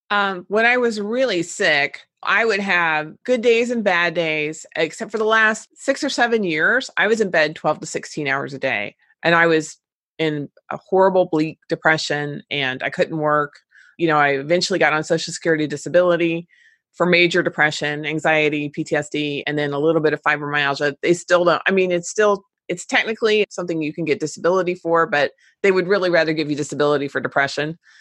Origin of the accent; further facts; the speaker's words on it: Cincinnati, Ohio, United States; my hometown in Cincinnati